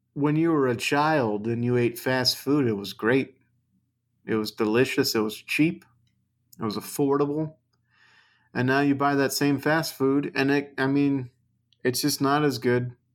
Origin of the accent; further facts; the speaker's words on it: United States; I'm an American